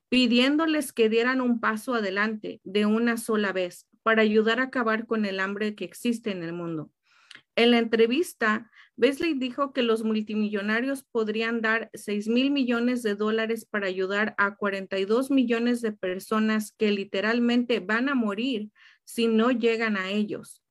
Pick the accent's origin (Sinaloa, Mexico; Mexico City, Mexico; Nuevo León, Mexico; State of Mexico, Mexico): State of Mexico, Mexico; Tenancingo; now in United States; fui de vacaciones a México, ahí a, a mi pueblito, Estado de México